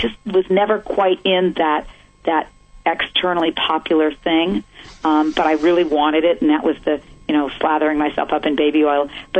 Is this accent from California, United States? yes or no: yes; San Mateo, California, United States; I grew up in San Mateo, California, in the, you know, ultimate suburban life